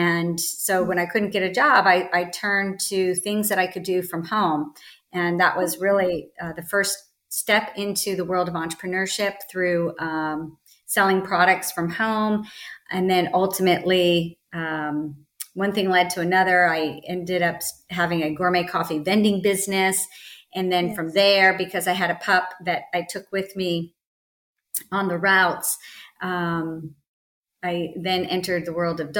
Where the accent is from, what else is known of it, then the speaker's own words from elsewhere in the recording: Northern Virginia, United States; moved away as an adult; now in California, United States; I grew up in Virginia, Northern Virginia, outside of DC.